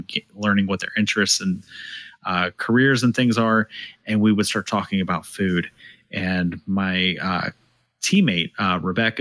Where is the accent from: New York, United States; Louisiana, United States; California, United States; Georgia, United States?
Georgia, United States; I was born in Georgia